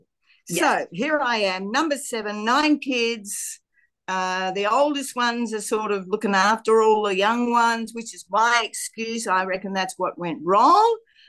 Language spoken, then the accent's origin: English; Australia; I was born in Australia in a small town where nearby a very small fishing village, which it was back in the day in 1948. And so that makes me 75, bordering on 76.